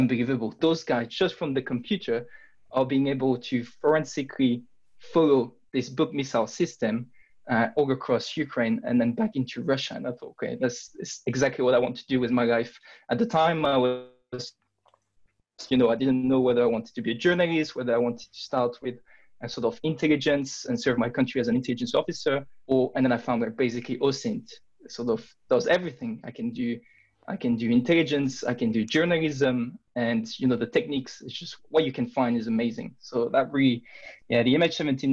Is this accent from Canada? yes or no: no; France; I'm from France